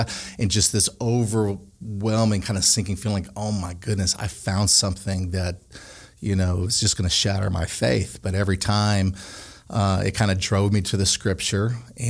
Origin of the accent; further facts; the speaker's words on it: Connecticut, United States; also born or lived in Pine Bluff / Canada / South Korea / Colorado; I grew up in Connecticut, and I would live there longer.